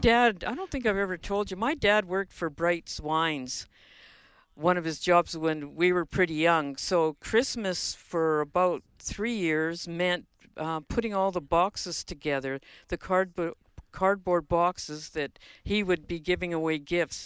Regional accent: Winnipeg, Manitoba, Canada; I grew up in Winnipeg

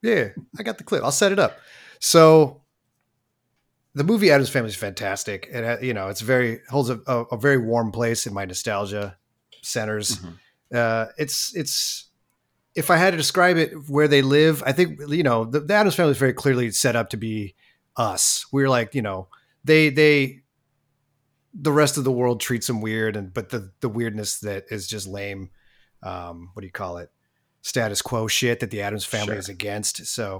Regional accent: Oakland, California, United States; I'm from Oakland. I don't know.

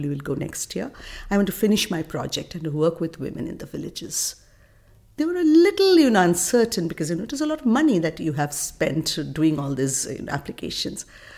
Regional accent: India; As a child growing up in India

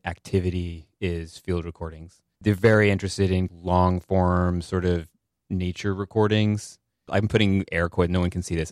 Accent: the Berkshires, Massachusetts, United States; Rural. Uh, I'm from the Berkshires in Massachusetts

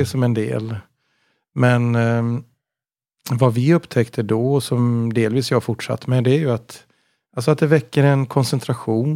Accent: Gothenburg, Västra Götaland, Sweden; Jag är från Göteborg.

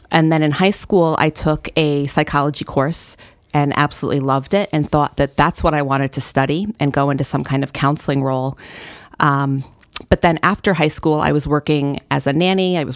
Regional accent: New Milford, Connecticut, United States; now in Waterbury, United States; So, uh, not in this area. I currently live in Waterbury. I've been there for about 15 years.

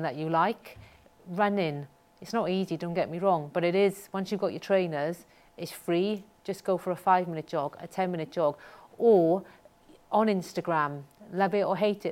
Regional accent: Wales, United Kingdom; I'm very proud of where I'm from. I think it sets me apart. I think it makes me unusual, not unique, because there's 8 million people in Wales

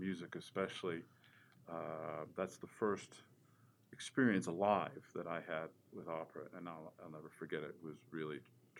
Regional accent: outside of Philadelphia, Pennsylvania, United States; We grew up outside of Philly

